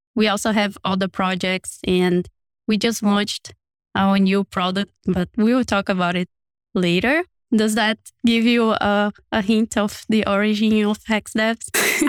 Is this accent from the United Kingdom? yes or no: no; Brazil; moved away; I come from a very small city in one of the not so urban cities in Brazil